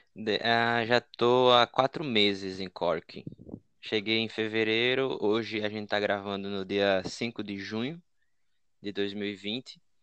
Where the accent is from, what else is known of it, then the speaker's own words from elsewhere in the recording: Maceió, Alagoas, Brazil; moved away as an adult; now in Ireland; Eu sou de Maceió, minha cidade no Brasil é Maceió